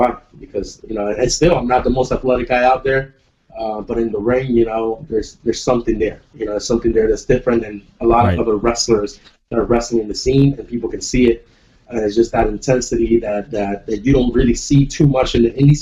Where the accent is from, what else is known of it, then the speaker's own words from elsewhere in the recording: Puerto Rico; I'm from Puerto Rico